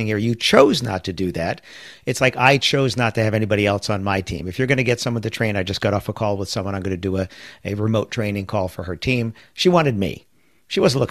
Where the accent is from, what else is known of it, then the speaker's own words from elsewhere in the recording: New York City, New York, United States; I grew up in New York City in a county called Queens County, one of the five boroughs